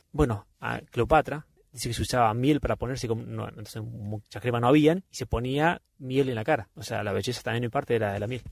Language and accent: Spanish; Argentina; somos del Golfo San Jorge